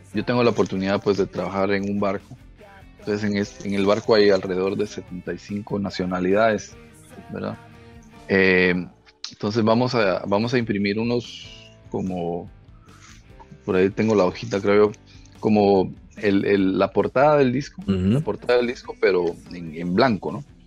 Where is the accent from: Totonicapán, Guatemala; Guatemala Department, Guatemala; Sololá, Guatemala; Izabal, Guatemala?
Izabal, Guatemala; Puerto Barrios; somos Guachicaná, somos de Puerto Barrios